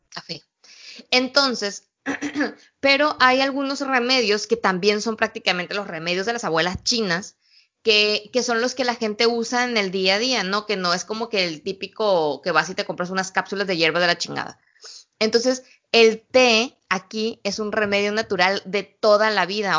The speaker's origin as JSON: {"language": "Spanish", "region": "Sinaloa", "country": "Mexico", "moved": "yes", "said": "Curiosamente todo el mundo quiere saber de qué parte de México soy. Y ya cuando les digo Sinaloa"}